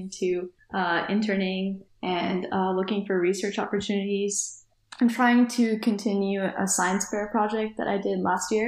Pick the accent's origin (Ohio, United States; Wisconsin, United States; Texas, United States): Texas, United States; Dallas; I'm from Texas